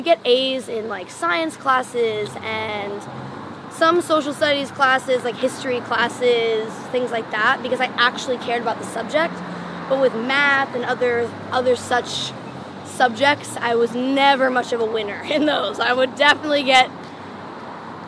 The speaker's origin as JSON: {"language": "English", "town": "Maplewood", "region": "New Jersey", "country": "United States", "tie": "born or raised there", "also_born_or_lived": "Manhattan, New York / Park Slope, Brooklyn, New York", "moved": "as an adult", "said": "I actually was born in Manhattan. I was raised in New Jersey. I lived in Park Slope, Brooklyn until I was 4."}